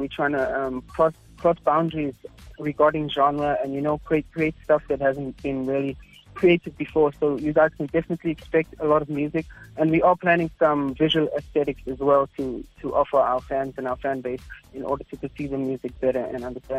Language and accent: English; Harding, KwaZulu-Natal, South Africa; Essentially, we're from Harding. It's a little small farm town towards the inland of KZN, but Dad's always been in business, so we've moved around a lot.